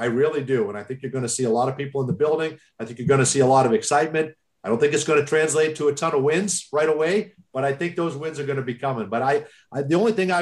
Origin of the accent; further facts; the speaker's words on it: Boston, Massachusetts, United States; moved away as an adult; now in Orlando, United States; I grew up in Boston